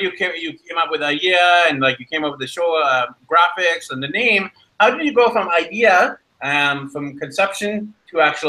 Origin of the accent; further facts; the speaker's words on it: Canada; moved away as an adult; also born or lived in Vancouver; even when I think of my ethnicity, I'm like Indian, but born in Canada. I don't know if I identify as Indian or Canadian.